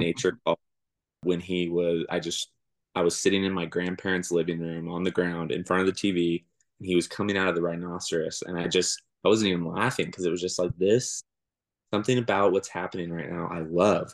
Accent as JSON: {"language": "English", "town": "Springville", "region": "California", "country": "United States", "tie": "born or raised there", "also_born_or_lived": "Porterville, California / Coarsegold, California", "said": "I grew up in Springville, California, which is above Porterville"}